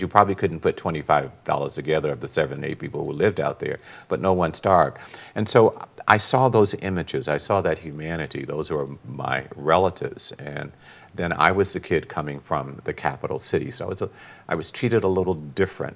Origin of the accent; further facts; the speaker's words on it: Tallahassee, Florida, United States; also born or lived in Dunnellon, Florida / Ocala, Florida; I grew up in, in Tallahassee, Florida